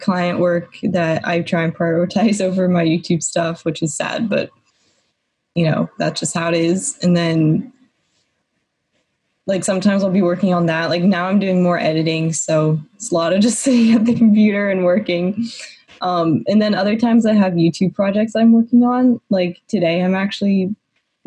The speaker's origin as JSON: {"language": "English", "town": "Atlanta", "region": "Georgia", "country": "United States", "moved": "as an adult", "lives_now": "Los Angeles, United States", "said": "I'm from Georgia, Atlanta, and so I was living there like at home"}